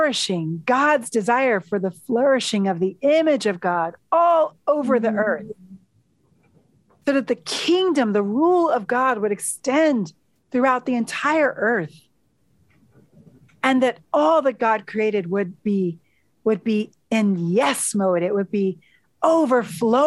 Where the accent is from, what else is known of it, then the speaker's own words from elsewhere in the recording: United States; also born or lived in New York City / Washington, D.C.; I'm American